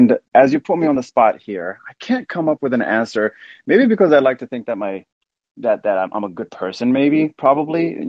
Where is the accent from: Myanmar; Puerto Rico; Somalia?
Somalia; now in Seattle, United States; A country shaped like the number seven, called Somalia, is where I was born and spent some time.